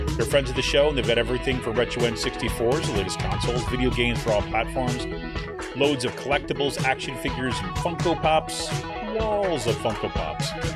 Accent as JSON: {"language": "English", "town": "Utica", "region": "New York", "country": "United States", "tie": "born or raised there", "moved": "as an adult", "lives_now": "Allentown, United States", "said": "my hometown of Utica"}